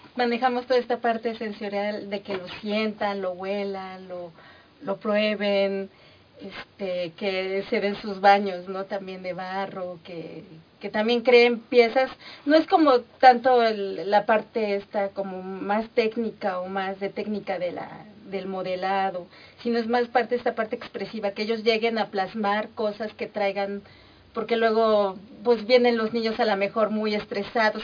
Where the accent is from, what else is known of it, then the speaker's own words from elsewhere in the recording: Mexico; todas esas manifestaciones que nos caracterizan, Como cultura, como sociedad mexicana